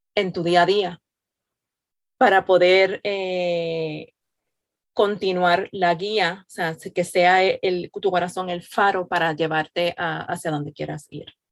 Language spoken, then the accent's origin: Spanish; Puerto Rico; now in Florida, United States; soy nacida y criada en Puerto Rico, al igual que Yadi, radicada en Florida